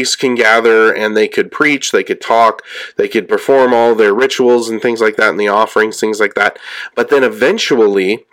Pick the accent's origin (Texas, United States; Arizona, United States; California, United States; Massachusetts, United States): California, United States; I'm from California